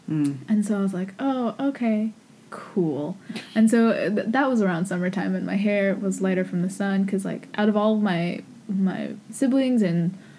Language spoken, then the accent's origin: English; East Coast, United States; I'm half Japanese, but I'm from America. I'm fifth generation.